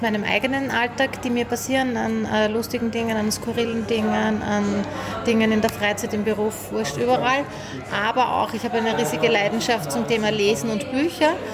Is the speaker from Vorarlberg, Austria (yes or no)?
no; Styria, Austria; ich komme auch aus der Steiermark